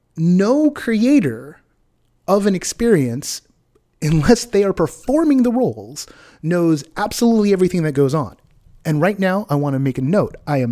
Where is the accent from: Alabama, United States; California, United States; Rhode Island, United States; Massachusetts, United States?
California, United States; Southern; moved away; I was born in Southern California